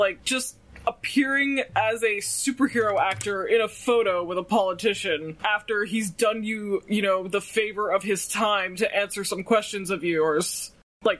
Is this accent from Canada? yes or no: yes; Canada